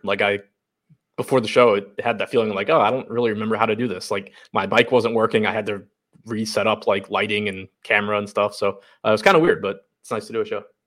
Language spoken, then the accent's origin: English; United States; moved away as an adult; now in Baltimore, United States; from the suburbs outside D C, live in Baltimore now